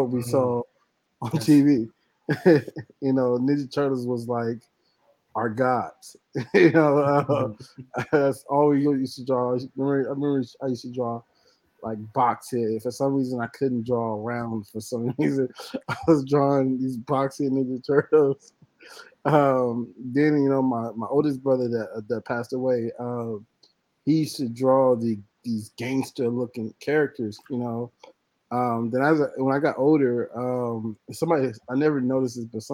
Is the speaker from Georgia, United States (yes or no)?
no; Compton, California, United States; I was born and raised in Compton, California